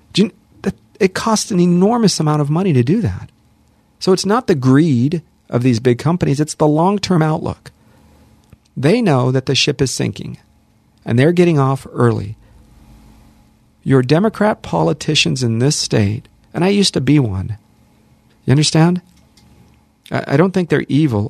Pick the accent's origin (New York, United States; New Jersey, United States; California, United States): California, United States; Los Angeles; also born or lived in Hollywood; I'm born and raised here, born in Hollywood, raised in the San Fernando Valley, lived here my entire life